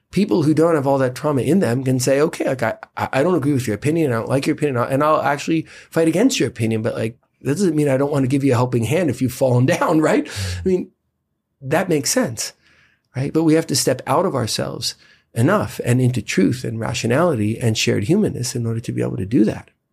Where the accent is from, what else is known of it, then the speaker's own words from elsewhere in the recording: United States; as an American citizen